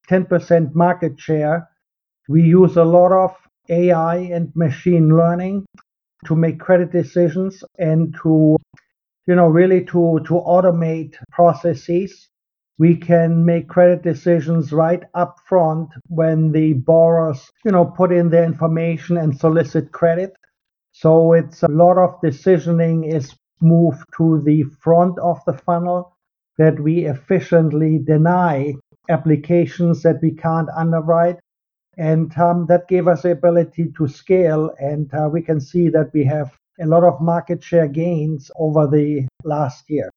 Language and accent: English; Germany; English is a second language; moved away as an adult; also born or lived in London / Paris / South America; now in Los Angeles, United States; I was born in Germany. You probably can hear this in my accent.